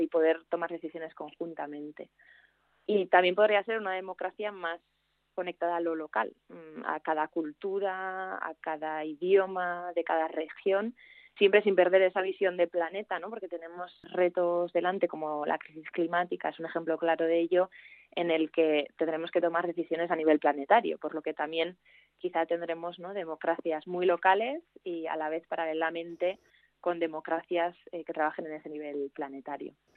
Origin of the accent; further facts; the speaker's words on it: Navarre, Spain; also born or lived in Belgium / Germany / Madrid / Australia; now in Bilbao, Spain; una navarra que vive en Bilbo